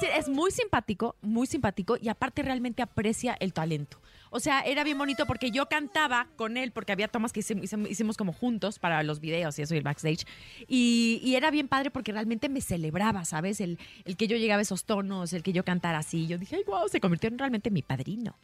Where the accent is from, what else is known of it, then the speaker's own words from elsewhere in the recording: Mexico; soy mexicana